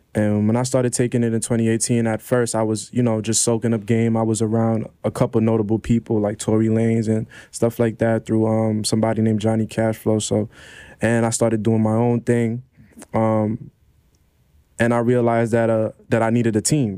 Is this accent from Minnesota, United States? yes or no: no; New York City, New York, United States; also born or lived in Ontario, Canada / Grenada (parents); I came straight to Brownsville